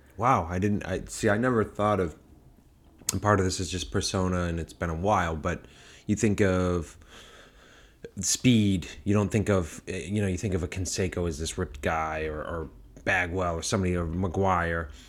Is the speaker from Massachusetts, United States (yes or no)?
yes; Massachusetts, United States; moved away; also born or lived in New York; growing up in Massachusetts and being in New York